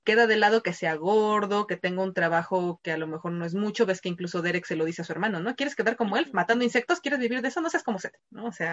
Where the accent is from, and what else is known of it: Mexico